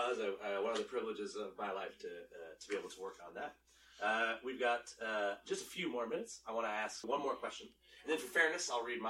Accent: Maine, United States; I grew up in Maine. Where it was a very homophobic place.

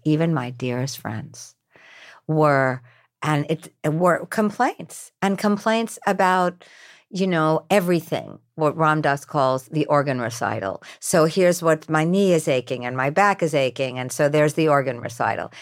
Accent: New York, United States; I'm from New York.

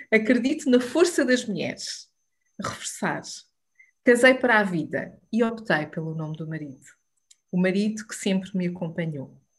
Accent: Alcobaça, Leiria District, Portugal; Sou de Alcobaça, estudei licenciatura em serviço social

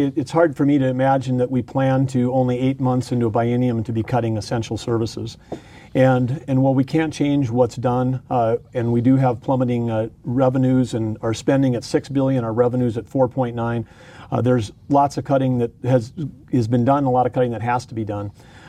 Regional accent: Arthur, North Dakota, United States; I grew up in Arthur, North Dakota, working at the grain elevator and on our farm.

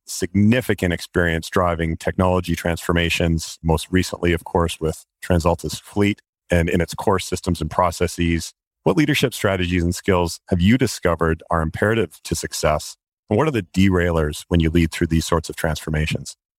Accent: Canada

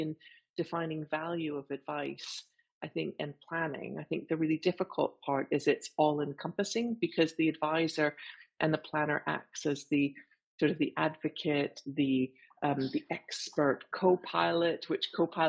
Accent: Canada; accent: French Canadian; I'll say it with my French Canadian accent.

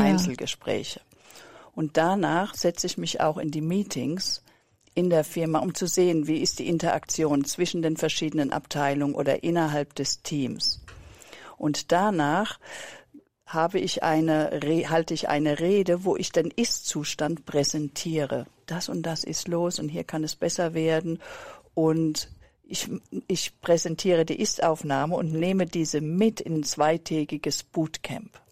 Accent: Germany; auch als Deutsche

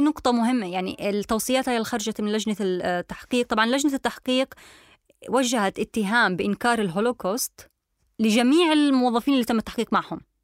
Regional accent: Palestine; انا كفلسطينيه

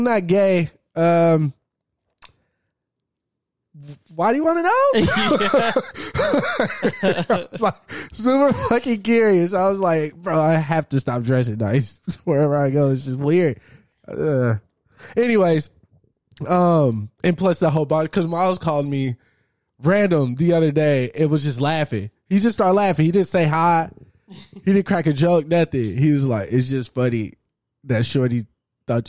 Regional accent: Arlington, Texas, United States; technically, I'm from Arlington.

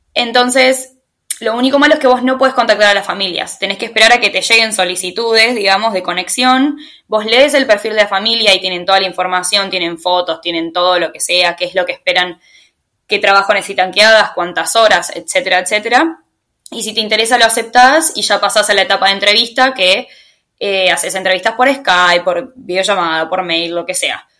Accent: Tigre, Buenos Aires Province, Argentina; moved away as an adult; soy argentina, soy de Tigre, de Buenos Aires

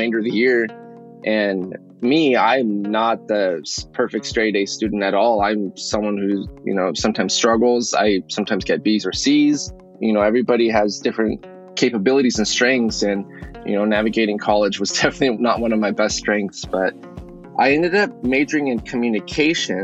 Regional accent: Yakima, Washington, United States; moved away as an adult; also born or lived in Guadalajara, Jalisco, Mexico / Seattle, Washington; I was born in Guadalajara, Jalisco, Mexico. But my family moved to the U.S. when I was 2 years old, and I was raised in Yakima, Washington

